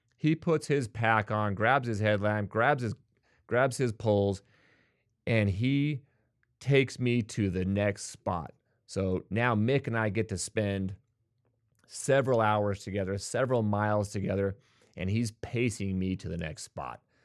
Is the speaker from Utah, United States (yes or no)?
yes; Bountiful, Utah, United States; I was born and raised in Utah